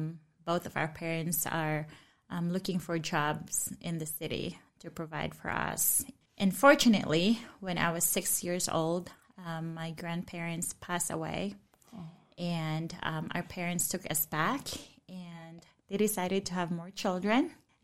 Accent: Cebu, Central Visayas, Philippines; I grew up in Cebu, Philippines. I grew up in a family where Christ was not known, where faith is not part of our conversation at all.

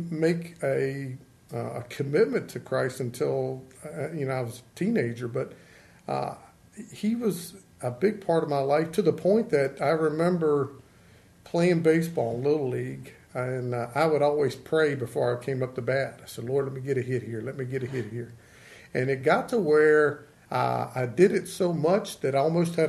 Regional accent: Elkton, Virginia, United States; I grew up right in the town limits of Elkton

